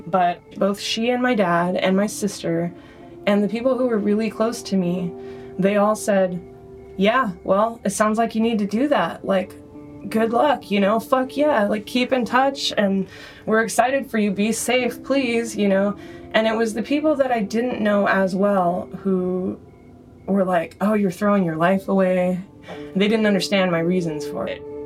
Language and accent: English; Bay Area, California, United States; also born or lived in Austria; I grew up here in the Bay Area, but my mom is from Austria